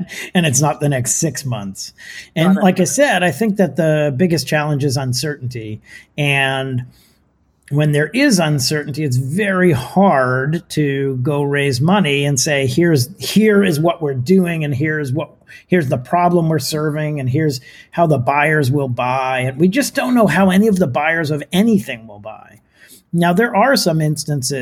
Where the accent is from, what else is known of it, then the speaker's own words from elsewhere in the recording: California, United States; also born or lived in Palo Alto, California; as a Californian, I sit here in Palo Alto, California